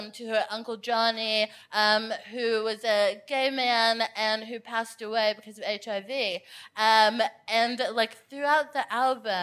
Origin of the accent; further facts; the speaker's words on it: Houston, Texas, United States; now in London, United Kingdom; I'm from Houston